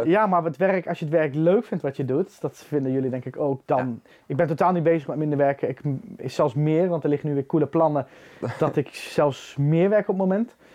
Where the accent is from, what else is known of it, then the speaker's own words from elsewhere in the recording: Arnhem, Gelderland, Netherlands; now in Drenthe, Netherlands; Ik, ik, ik kom uit Arnhem